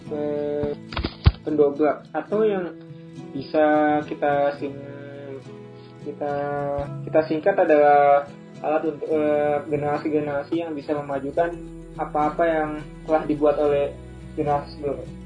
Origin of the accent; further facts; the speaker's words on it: Palembang, South Sumatra, Indonesia; now in Jakarta, Indonesia; Saya berasal dari Palembang dan bertempat tinggal di Jakarta.